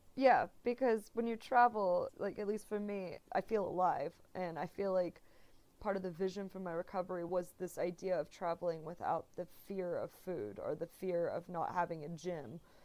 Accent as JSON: {"language": "English", "region": "Texas", "country": "United States", "tie": "born or raised there", "also_born_or_lived": "Arkansas / Spain / New York", "moved": "as an adult", "said": "I'm from Texas originally"}